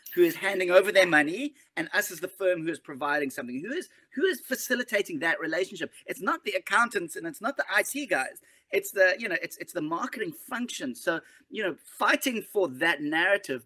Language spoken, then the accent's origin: English; Johannesburg, Gauteng, South Africa; now in Cape Town, South Africa; I grew up in Johannesburg. I live in Cape Town now